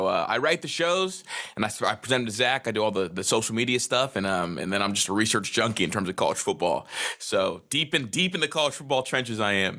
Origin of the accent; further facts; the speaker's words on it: Akron, Ohio, United States; also born or lived in Atlanta, Georgia; Yeah, so I was born in Atlanta, and then my mom got a job back up in Akron. She's from Akron too. And so moved up here